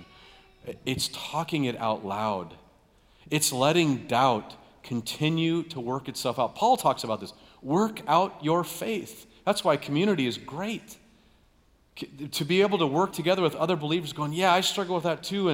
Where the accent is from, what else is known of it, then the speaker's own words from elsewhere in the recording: United States; we grew up here in America